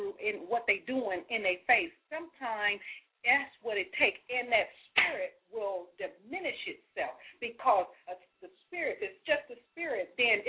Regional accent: United States; as American people

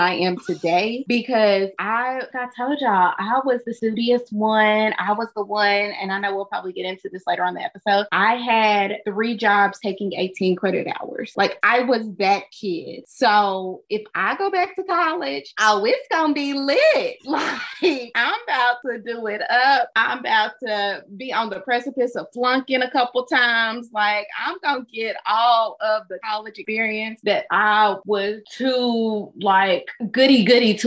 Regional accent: Kentucky, United States; I'm from Kentucky

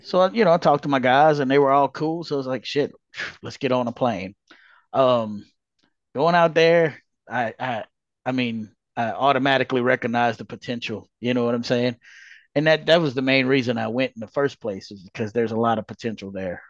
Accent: Louisiana, United States; born and raised in Louisiana

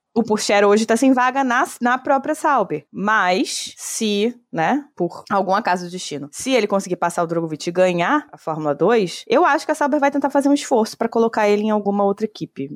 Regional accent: Brazil; eu sou brasileira

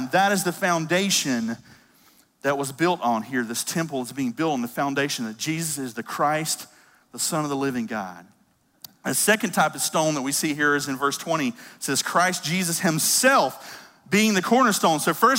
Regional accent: United States; I'm as American as they are, as they come. I love America, and I'm so glad to be a citizen of this

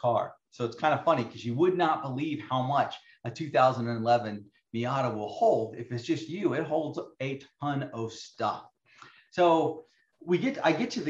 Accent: Arizona, United States; I grew up in Arizona

